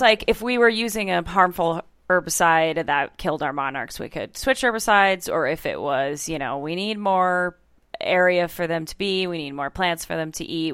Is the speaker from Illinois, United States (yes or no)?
no; Iowa, United States; Growing up in Iowa, obviously we have a lot of cornfields, soybean